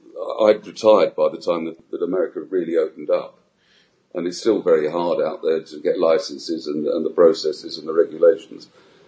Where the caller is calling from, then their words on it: Gibraltar; Yes, I'm speaking from Gibraltar.